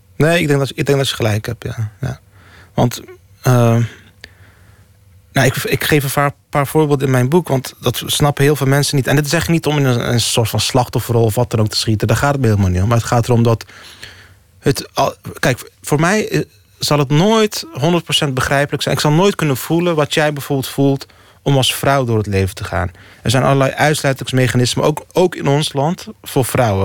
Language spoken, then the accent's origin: Dutch; Rotterdam, South Holland, Netherlands; Dus in Rotterdam-Zuid, waar ik opgroeide, ja, ik woonde toen in Rotterdam-Lombardije.